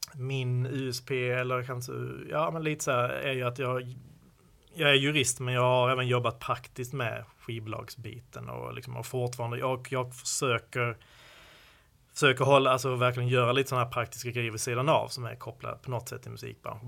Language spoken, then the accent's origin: Swedish; Skåne, Sweden; accent: Scanian (skånska); min skånska